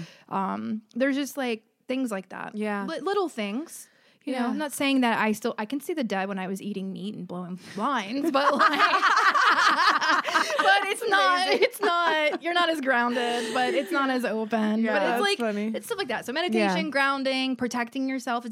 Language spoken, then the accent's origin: English; outside of New Orleans, Louisiana, United States; I grew up in the South outside of New Orleans